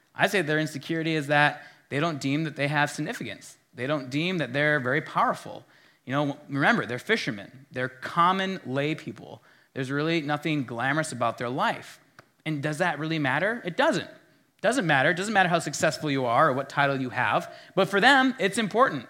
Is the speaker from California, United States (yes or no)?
no; Minnesota, United States; as a Minnesotan